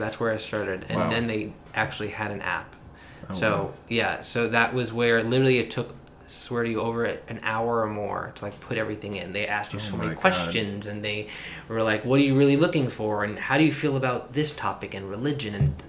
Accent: New York City, New York, United States; also born or lived in Manhattan; I am from Brooklyn, New York, born and raised. I now live in Manhattan.

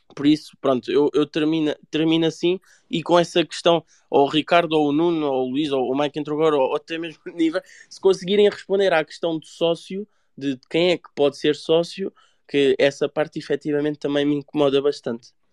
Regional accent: Mafra, Lisbon, Portugal; Eu sou de Mafra

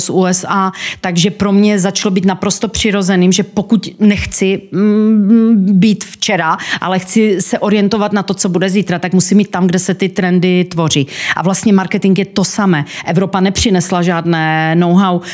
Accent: Ostrava, Moravian-Silesian Region, Czechia; accent: Ostrava; já pocházím z Ostravy, což slyší ostatně každý eh, ten přízvuk

